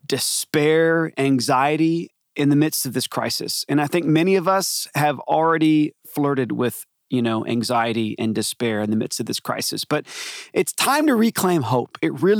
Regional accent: Atlanta, Georgia, United States; I grew up in Atlanta.

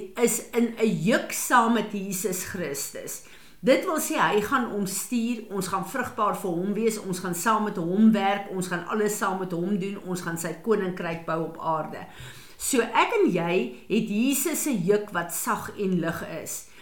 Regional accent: South Africa; ons as Suid-Afrikaners

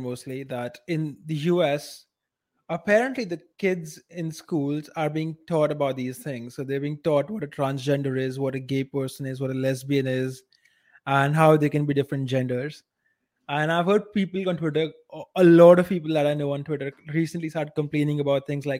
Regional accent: India; as an Indian.

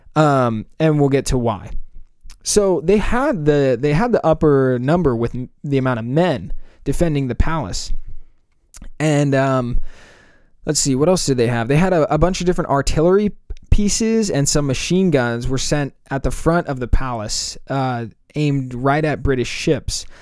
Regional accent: United States; being American

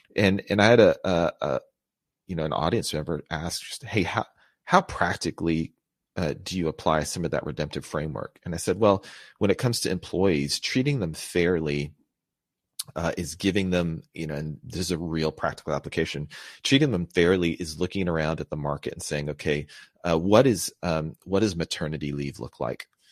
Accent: United States; I was born here in the States to Filipino immigrants.

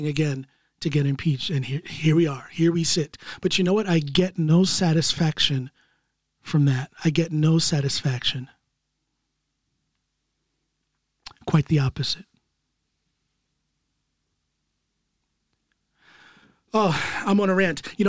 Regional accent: United States; I'm an American citizen

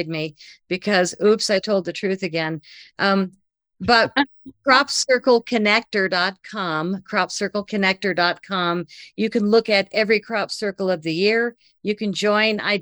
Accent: United States; I'm from America

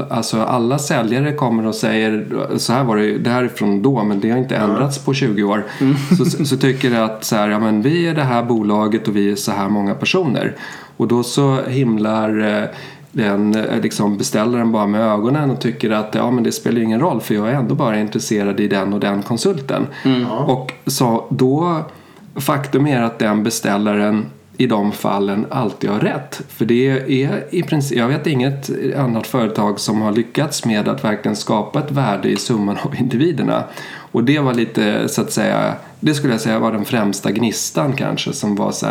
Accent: Sweden; also born or lived in Germany; Jag är svensk. Mina föräldrar flyttade till Tyskland på 70-talet

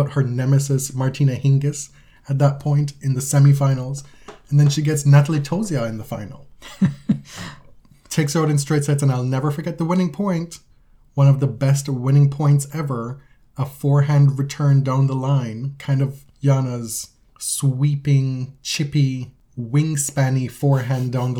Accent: Jamaica; growing up in Jamaica, we had our satellite dish that we got

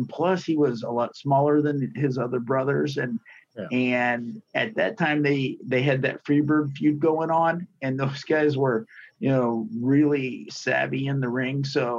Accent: Dallas, Texas, United States; I grew up in Dallas.

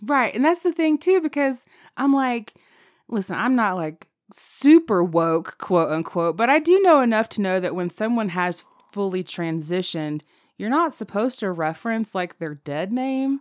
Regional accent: the South, United States; Growing up in the South, when I was in second grade

